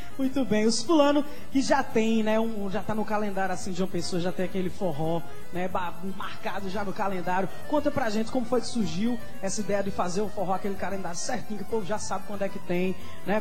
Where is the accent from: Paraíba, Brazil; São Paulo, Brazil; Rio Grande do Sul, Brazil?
Paraíba, Brazil; Campina Grande; eu sou de Campina Grande, na, nascida e criada na terra do forró